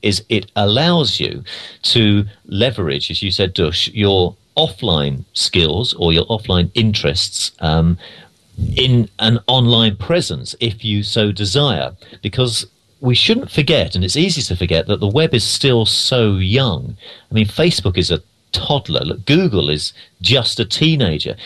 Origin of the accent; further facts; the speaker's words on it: London, United Kingdom; moved away as an adult; now in United States; I'm from London originally